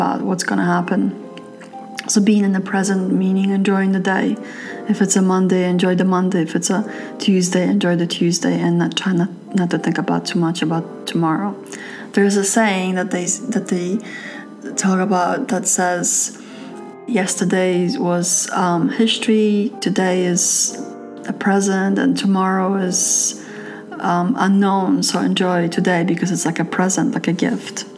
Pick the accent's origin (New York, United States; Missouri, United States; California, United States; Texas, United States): New York, United States; New York City; moved away as an adult; I'm from New York City, and I've noticed that when I lived in New York City